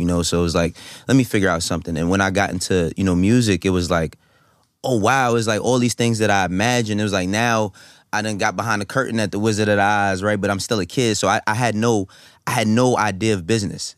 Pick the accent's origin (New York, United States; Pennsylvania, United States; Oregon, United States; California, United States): New York, United States; New York City; also born or lived in Harlem, New York; I was born and raised in the Bronx, and then I moved to Harlem when I was twelve years old.